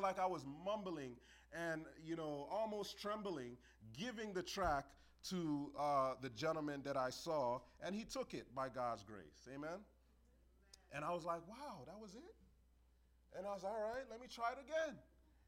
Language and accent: English; New York City, New York, United States; I grew up in New York City.